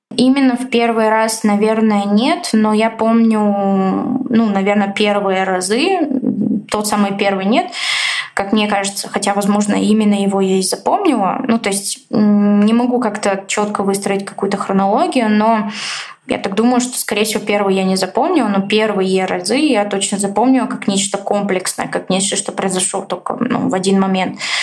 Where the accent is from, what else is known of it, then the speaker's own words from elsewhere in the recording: Bulgaria; moved away as an adult; now in Moscow, Russia; я родилась, жила в Болгарии, 19 лет а, я там прожила